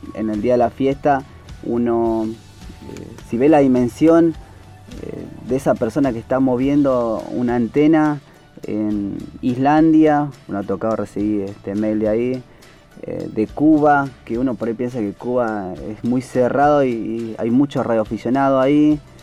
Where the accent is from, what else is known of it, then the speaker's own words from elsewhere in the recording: Palpalá, Jujuy, Argentina; moved away as an adult; also born or lived in Buenos Aires; Yo soy de Jujuy, Pálpala, y este, me vine a Buenos Aires porque mi tío era militar